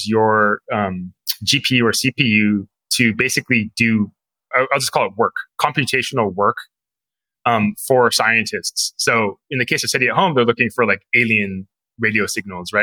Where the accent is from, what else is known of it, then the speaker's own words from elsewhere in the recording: Fremont, California, United States; I grew up in Fremont